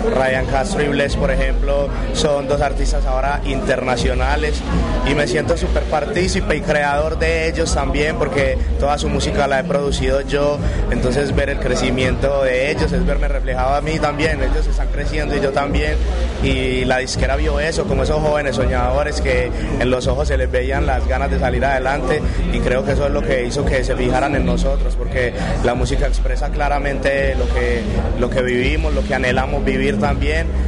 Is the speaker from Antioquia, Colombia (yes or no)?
yes; Medellín, Antioquia, Colombia; yo soy de un barrio al noroccidente de Medellín que se llama